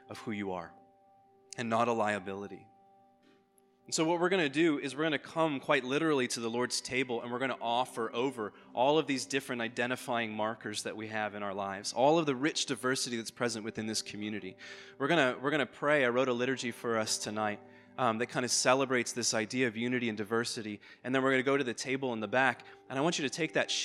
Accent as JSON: {"language": "English", "country": "Ireland", "moved": "yes", "said": "I'm an Irish immigrant, I grew up Anglican"}